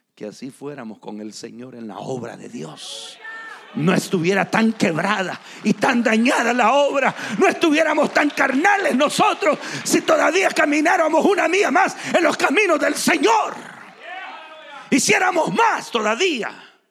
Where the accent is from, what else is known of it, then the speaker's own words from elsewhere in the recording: San Miguel, El Salvador; moved away; also born or lived in Morazán, El Salvador / Atlanta, Georgia, United States; yo crecí en San Miguel. Pero yo no nací ahí.